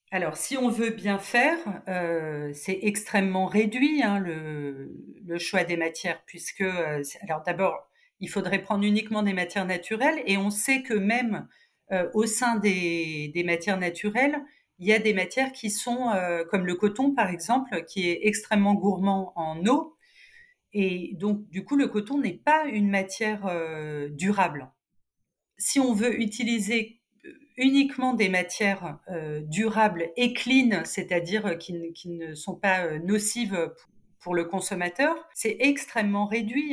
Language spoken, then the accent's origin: French; Cannes, Provence-Alpes-Côte d'Azur, France; moved away as an adult; also born or lived in Nice; now in Paris, France; je, je, suis canoise